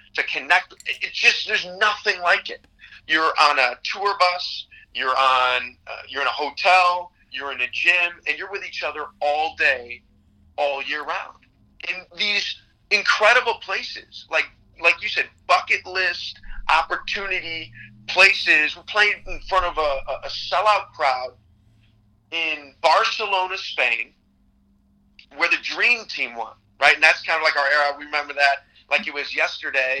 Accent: Chicago, Illinois, United States; I grew up in the Jordan era in Chicago

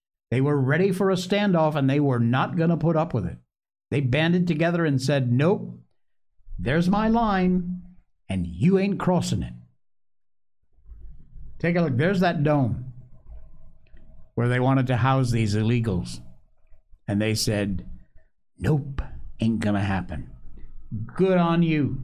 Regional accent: Cornwall, Connecticut, United States; the one I grew up in Cornwall, Connecticut. That was my hometown

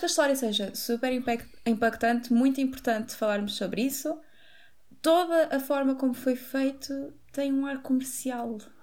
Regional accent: Montijo, Setúbal, Portugal; nós somos do Montijo

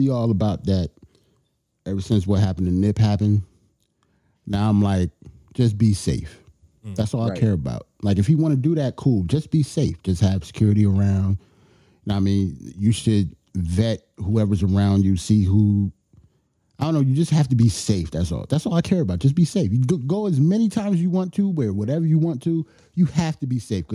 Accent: New York City, New York, United States; I am from Bed-Stuy, Brooklyn.

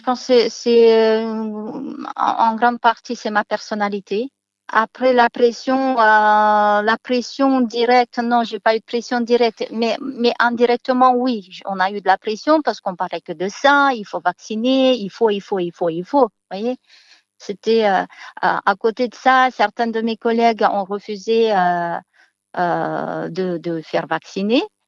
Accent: Moldova; moved away as an adult; now in France; Je viens de Moldavie

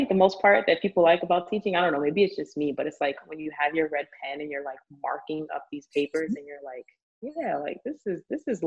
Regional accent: New York City, New York, United States; born and raised in the Bronx

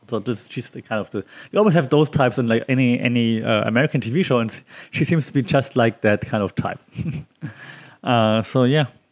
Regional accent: Germany; now in Thailand

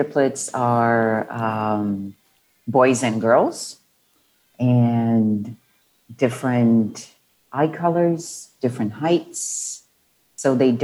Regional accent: Brazil; moved away as an adult; now in Mexico; I am originally from Brazil, born and raised

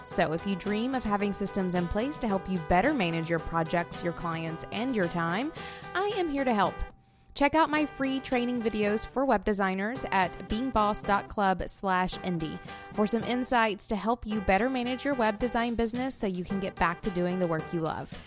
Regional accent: Florence, Alabama, United States; moved away; I was in Florence, like my hometown, Florence, Alabama

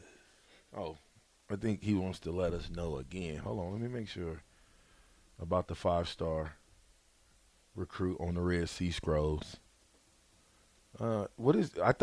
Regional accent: Nebraska, United States; I'm from Nebraska

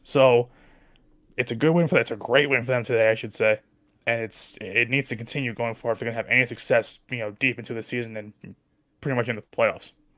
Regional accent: New Jersey, United States; I speak fast 'cause I'm from Jersey

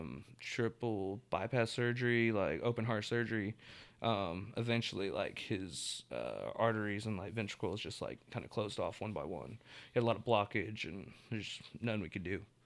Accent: Tulsa, Oklahoma, United States; I'm from Tulsa, like, born and raised

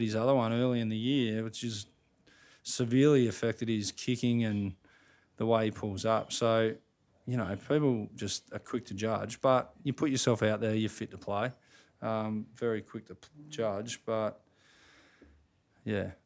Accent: wheat farm northwest of Albury, New South Wales, Australia; moved away; I grew up on a wheat farm fifty k's northwest of Aubrey, Wodonga. So on the New South Side, northwest of Aubrey

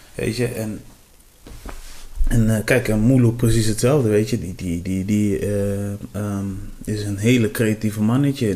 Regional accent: Cape Verde; ik kom van de Café des Eilanden

